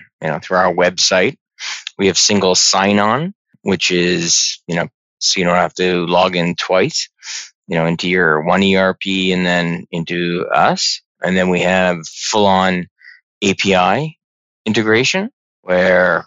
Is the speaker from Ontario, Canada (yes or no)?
yes; Burlington, Ontario, Canada; also born or lived in Toronto; I was born in Toronto, raised in the burbs of Burlington